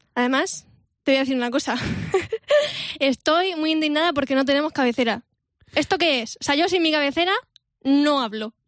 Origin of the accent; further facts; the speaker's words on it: Vega Baja, Valencian Community, Spain; mi tierra, de la Vega Baja